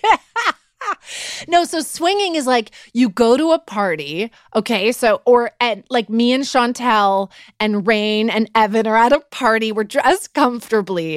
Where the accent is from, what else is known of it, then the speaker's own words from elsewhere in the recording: Vancouver, British Columbia, Canada; moved away; also born or lived in Los Angeles / Toronto; stopped in my hometown of Vancouver for a couple of days to see my mom and my best friends from high school